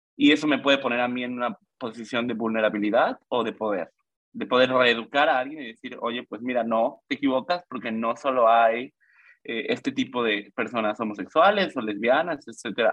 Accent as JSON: {"language": "Spanish", "town": "Mérida", "region": "Yucatán", "country": "Mexico", "tie": "born or raised there", "also_born_or_lived": "Mexico City", "said": "soy de la Ciudad de México, pero me mudé a los seis años a la maravillosa ciudad de Yucatán"}